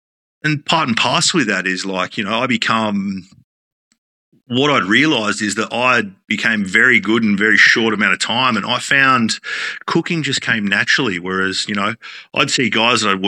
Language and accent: English; Esperance, Western Australia, Australia; now in Queensland, Australia; probably the busiest restaurant in my hometown of Esperance